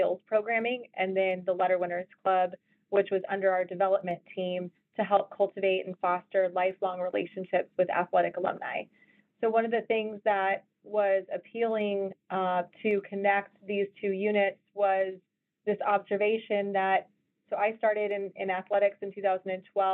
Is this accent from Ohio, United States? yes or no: no; Colorado, United States; moved away as an adult; also born or lived in Iowa; I was from Colorado